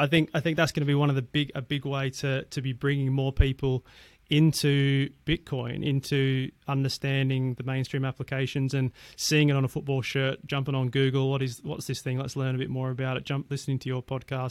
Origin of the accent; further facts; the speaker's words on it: Perth, Western Australia, Australia; moved away; my hometown, I'm from Perth, Western Australia originally